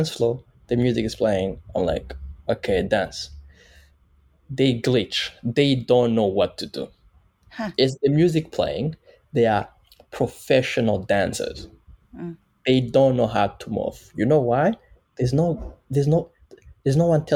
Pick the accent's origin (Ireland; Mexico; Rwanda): Rwanda; Kigali; moved away as an adult; now in Vancouver, Canada; A boy from Nyamirambo